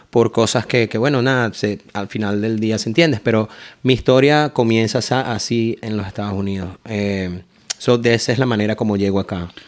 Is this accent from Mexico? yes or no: no; Caracas, Capital District, Venezuela; moved away as an adult; also born or lived in Miami; now in Naples, United States; yo soy de descendencia colombiana por parte de mi madre. Mi madre es de Medellín. ¿De qué parte tú eres? De, de Caracas.